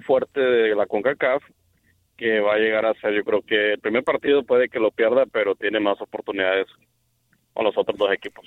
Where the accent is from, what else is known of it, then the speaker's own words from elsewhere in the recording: Honduras; soy hondureño